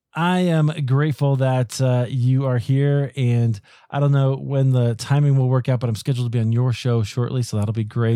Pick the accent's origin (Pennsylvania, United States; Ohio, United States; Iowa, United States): Iowa, United States; moved away as an adult; now in Colorado, United States; I grew up in Iowa, but I live in, in Colorado now